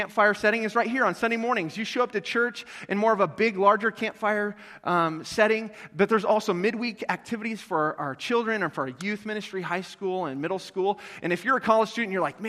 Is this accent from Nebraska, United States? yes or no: yes; North Platte, Nebraska, United States; moved away; I'm originally from North Platte.